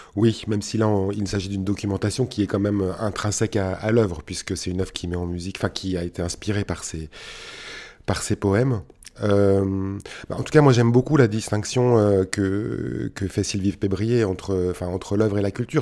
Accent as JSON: {"language": "French", "country": "France", "said": "dans notre pays"}